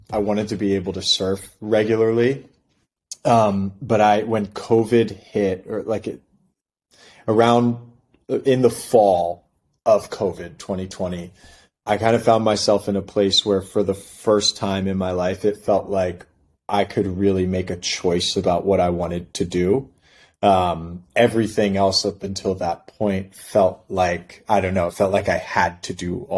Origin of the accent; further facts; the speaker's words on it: New York City, New York, United States; moved away as an adult; also born or lived in Philadelphia, Pennsylvania; now in San Diego, United States; I grew up in Brooklyn